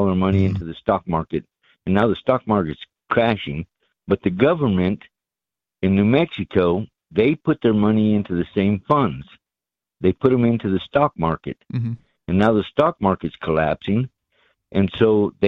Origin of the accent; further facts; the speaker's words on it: Ireland; now in United States; immigrant from Ireland